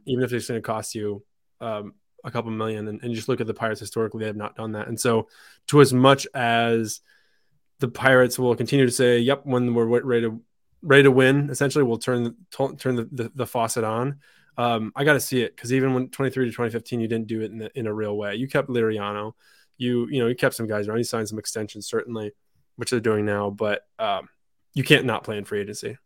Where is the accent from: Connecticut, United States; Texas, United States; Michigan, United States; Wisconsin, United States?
Michigan, United States; moved away as an adult; also born or lived in France / Pittsburgh; now in New England, United States; I'm from Michigan. My folks are still back there